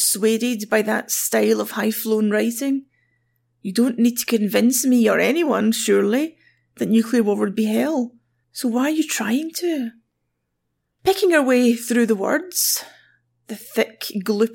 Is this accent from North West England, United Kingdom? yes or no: no; Glasgow, Scotland, United Kingdom; I'm from Glasgow